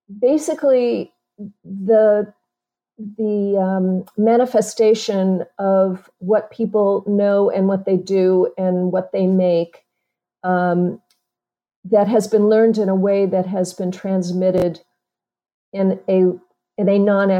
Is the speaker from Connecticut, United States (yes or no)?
no; Chicago, Illinois, United States; moved away; also born or lived in Wisconsin / Los Angeles; I was born in Chicago